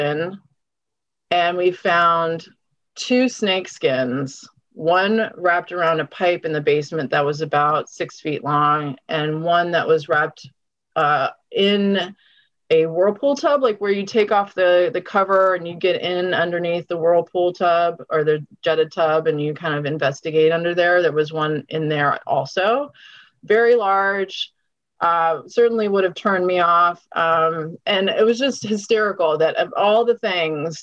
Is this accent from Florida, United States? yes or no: no; College Park, Maryland, United States; also born or lived in Washington, District of Columbia, United States / Silver Spring; I grew up in College Park. I live near the university. And so that's really my wheelhouse. I was born in DC.